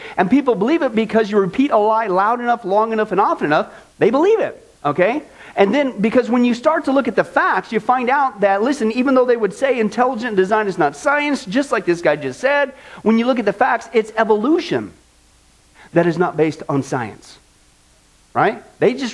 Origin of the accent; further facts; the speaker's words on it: Kansas, United States; from Kansas, my home state